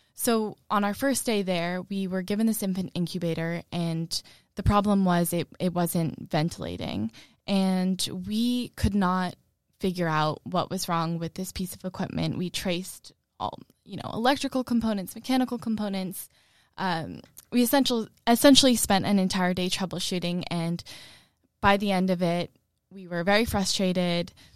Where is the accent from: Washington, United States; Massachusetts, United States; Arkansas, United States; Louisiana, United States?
Massachusetts, United States; Malden; growing up in Malden